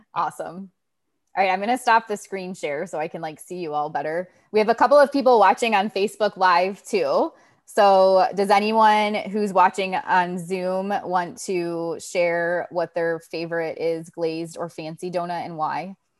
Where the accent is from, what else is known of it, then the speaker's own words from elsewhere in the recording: Ohio, United States; moved away; I'm from Ohio